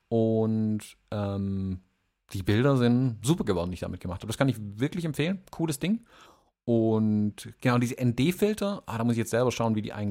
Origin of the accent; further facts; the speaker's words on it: Baden-Württemberg, Germany; War lecker, aber wie gesagt, für 13 Euro übersteigt den, den Grad an, an Preis, den ich als Schwabe für ein Bier bezahle.